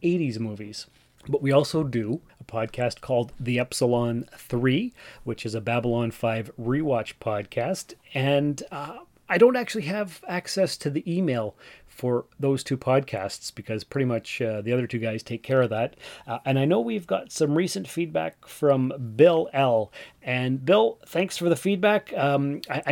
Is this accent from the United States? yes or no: no; Canada; also born or lived in Timmins, Ontario; I'm Canadian and that's what we do here